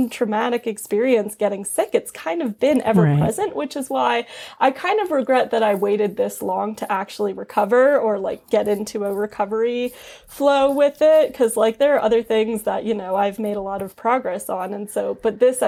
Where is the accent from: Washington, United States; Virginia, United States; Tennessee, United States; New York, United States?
New York, United States; New York City; growing up in New York City.